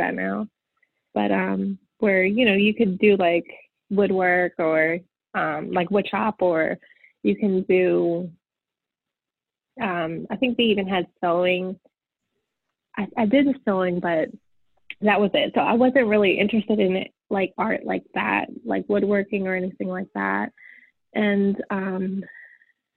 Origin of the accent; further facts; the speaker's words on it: Chambersburg, Pennsylvania, United States; I grew up in a small town in Chambersburg, Pennsylvania.